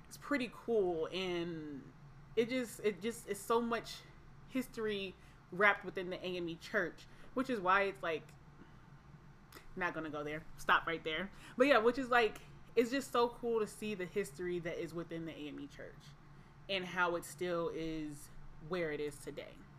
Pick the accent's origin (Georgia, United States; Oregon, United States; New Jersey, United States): Georgia, United States; Atlanta; I am from Atlanta, Georgia